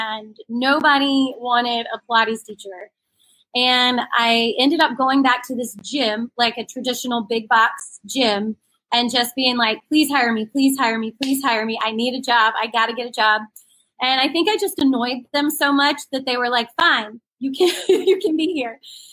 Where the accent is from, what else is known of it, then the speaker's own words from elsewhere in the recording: Wilmington, North Carolina, United States; moved away as an adult; also born or lived in Boone, North Carolina / Cleveland, Ohio; Wilmington is actually my hometown. All the people that I work with can't believe that I'm a local, but I am a local. I am from here.